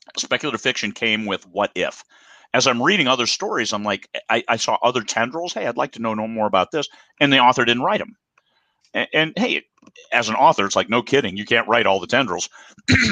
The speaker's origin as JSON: {"language": "English", "region": "Midwest", "country": "United States", "tie": "born or raised there", "said": "I grew up in the Midwest. I was only 3 hours away from Lake Geneva."}